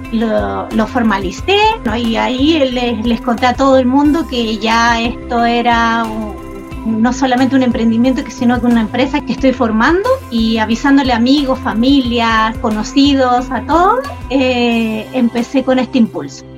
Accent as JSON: {"language": "Spanish", "town": "Santiago", "region": "Santiago Metropolitan Region", "country": "Chile", "said": "soy de Santiago, de Chile."}